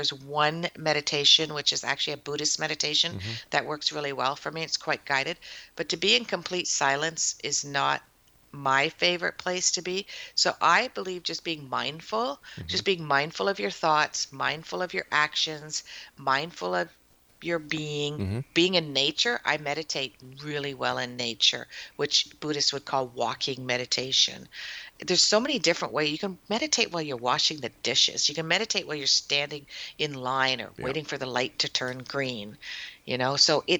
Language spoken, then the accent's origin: English; Windsor, Ontario, Canada; also born or lived in Toronto; now in Guelph, Canada; You know, I'm a city girl. I came from Windsor and then Toronto.